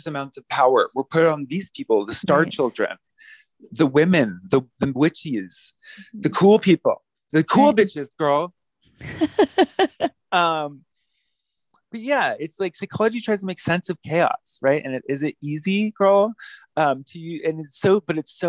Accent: Palmdale, California, United States; I'm from Palmdale. I was born in Palmdale

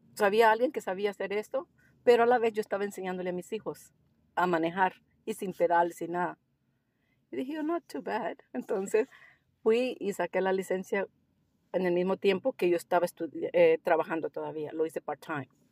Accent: El Salvador; also born or lived in Costa Rica; now in Melbourne, Australia; Yo soy del Salvador

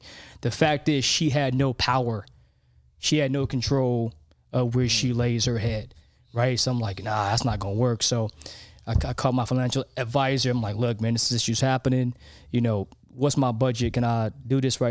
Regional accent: Los Angeles, California, United States; we grew up in South

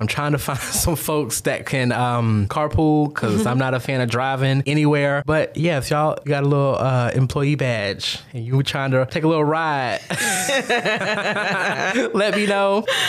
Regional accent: United States; moved away as an adult; now in Augusta, United States; I am from a very small country town over 2 hours away from Augusta.

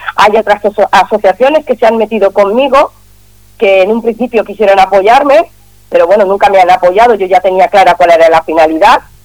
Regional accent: Catalonia, Spain; soy catalana

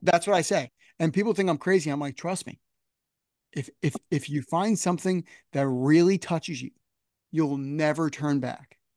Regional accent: United States; I'm just outside New York City

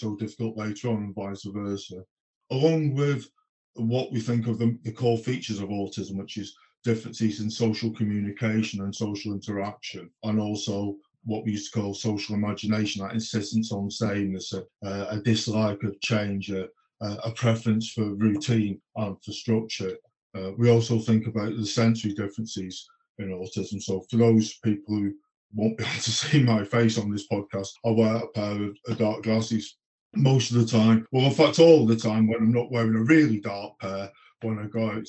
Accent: United Kingdom; moved away; I'm from the Peak District originally

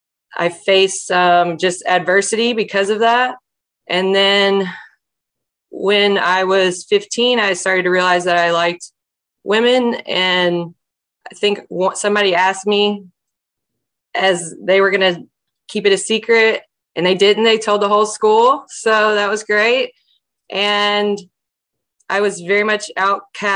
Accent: Alabama, United States; I was raised in Alabama

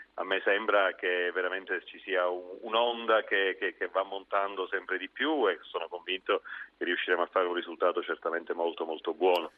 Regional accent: Sicily, Italy; lo sono come siciliano

